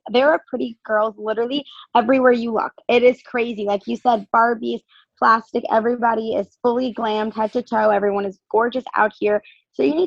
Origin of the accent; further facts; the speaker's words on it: Fairfield County, Ridgefield, Connecticut, United States; moved away as an adult; also born or lived in Miami, Florida; now in Los Angeles, United States; I'm originally from Connecticut, Fairfield County, Richfield